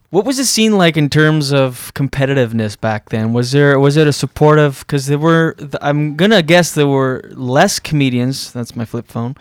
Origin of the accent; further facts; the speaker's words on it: Moncton, New Brunswick, Canada; moved away; growing up in East, East, on the East Coast in New Brunswick, which does that in Moncton